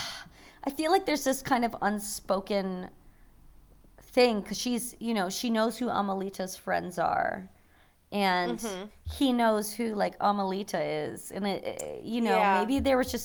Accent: United States; as an American

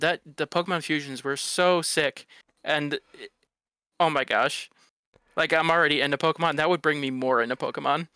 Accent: Detroit, Michigan, United States; I grew up in Detroit

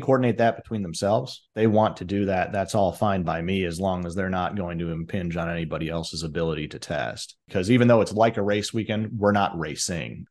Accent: Chicago, Illinois, United States; I grew up in Chicago

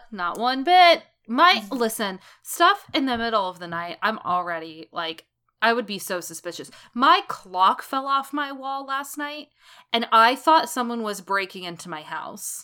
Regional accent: West Virginia, United States; I'm from West Virginia

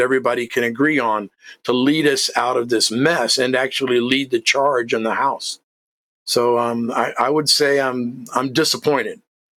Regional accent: United States; as an American

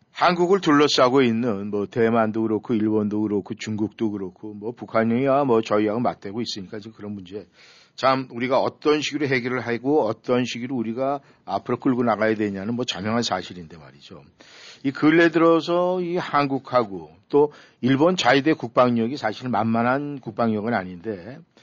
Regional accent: South Korea; 저도 한국 사람 입장에서

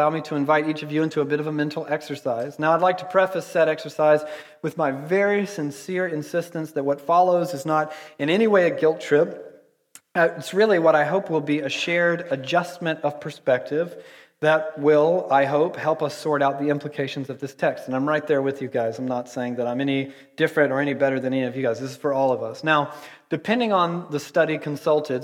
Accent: Georgia, United States; I'm from Georgia

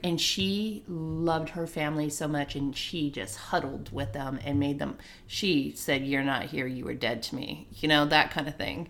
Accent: Santa Ana, California, United States; I was raised there in Santa Ana

